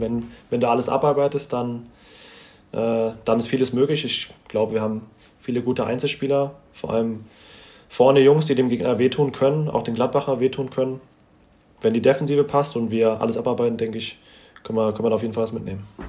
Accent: Hesse, Germany; wir sind beide, beide in Hessen geboren

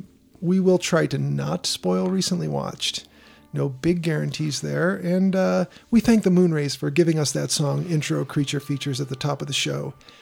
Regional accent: Chicago, Illinois, United States; moved away; also born or lived in inland Pacific Northwest; growing up in Chicago and then moving out to the inland Northwest, the Pacific Northwest inland area

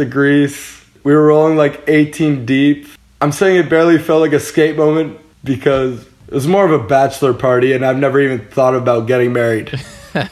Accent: Cornwall, Ontario, Canada; I'm from Cornwall, Ontario

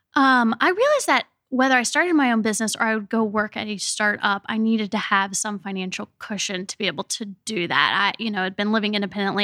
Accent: Richmond, Virginia, United States; I grew up here in Richmond, Virginia

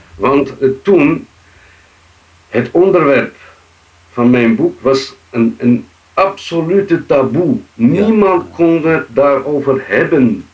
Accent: Morocco; moved away as an adult; also born or lived in Fes, Morocco; now in Netherlands; ik ben in Rief geboren, eh, precies in Kewa, 1960

